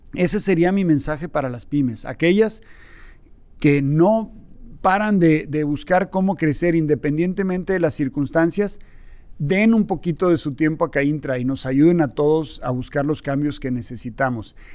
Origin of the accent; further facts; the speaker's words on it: Mexico; como México, como mexicanos